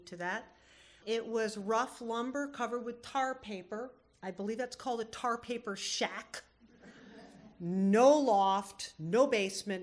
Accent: Cape Breton, Nova Scotia, Canada; also born or lived in Vermont, United States; now in Homer, United States; I was born in Vermont, but in the early 70s, my folks packed up everything they owned onto a Ford F-50 pickup, headed for the border and drove all the way up to Cape Breton, Nova Scotia

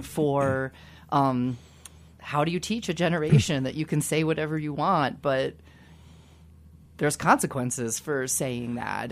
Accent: Kansas, United States; I grew up in Kansas

